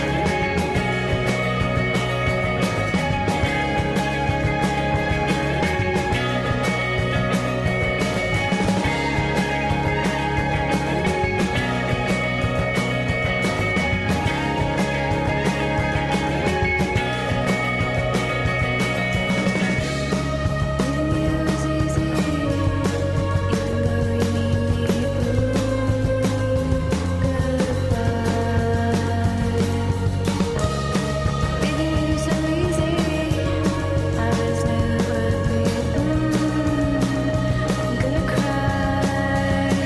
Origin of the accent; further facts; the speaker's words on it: Miami, Florida, United States; moved away; Miami is my hometown, I stayed with my amazing parents who live about a half hour from the beach.